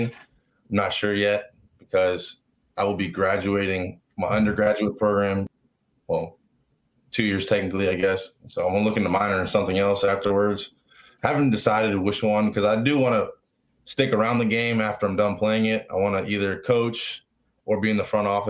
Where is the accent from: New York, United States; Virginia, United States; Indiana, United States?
Virginia, United States; Richmond; also born or lived in Florida; I was born in Florida, and we moved up here when I was like young, kindergarten pretty much. So I claim Richmond